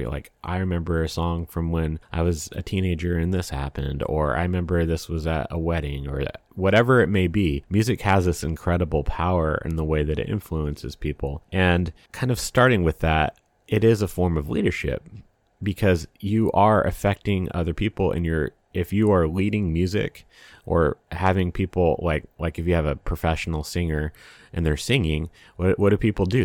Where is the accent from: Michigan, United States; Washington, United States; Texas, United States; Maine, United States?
Washington, United States; I grew up in Washington State